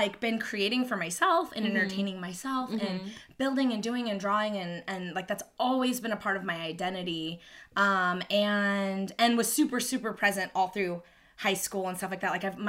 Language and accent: English; Missouri, United States; We're both from Missouri